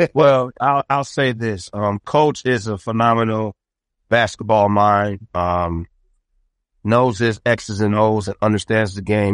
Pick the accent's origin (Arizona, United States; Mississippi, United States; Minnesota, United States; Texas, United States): Minnesota, United States; Saint Paul; I am born and raised in Saint Paul, Minnesota.